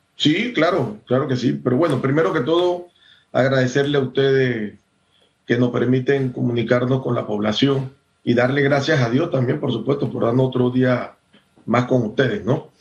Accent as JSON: {"language": "Spanish", "country": "Panama", "said": "todos los que somos panameños, todos los que vivimos en Panamá"}